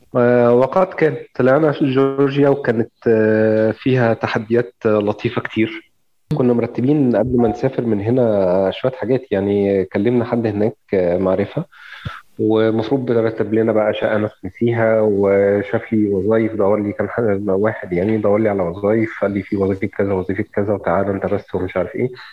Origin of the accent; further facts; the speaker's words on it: Egypt; عندنا في مصر